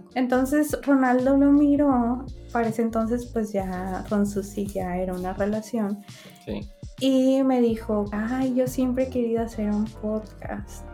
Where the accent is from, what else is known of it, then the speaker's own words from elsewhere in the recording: northern Mexico, Mexico; accent: norteño; hablo como mexicana.